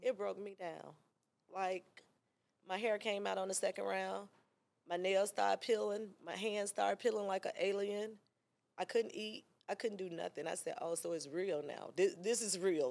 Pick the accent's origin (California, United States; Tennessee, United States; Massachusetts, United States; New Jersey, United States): Tennessee, United States; Memphis; moved away as an adult; now in Atlanta, United States; I'm from Memphis, girl. I was hot there